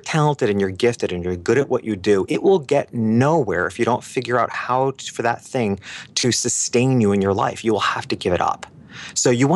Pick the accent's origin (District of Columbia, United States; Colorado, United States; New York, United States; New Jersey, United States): New York, United States; New York City; moved away as an adult; now in Miami Beach, United States; being a New Yorker and having lived there my whole life in New York City and the surrounding areas